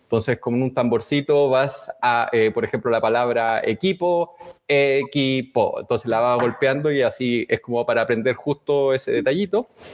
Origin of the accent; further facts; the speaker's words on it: Chile; soy psicólogo y también soy chileno